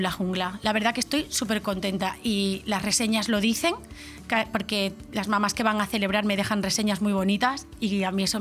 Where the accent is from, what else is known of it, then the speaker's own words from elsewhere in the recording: Extremadura, Spain; porque soy extremeña y pues yo qué sé, pues me gustaría llevar a veces, pues tenemos nuestras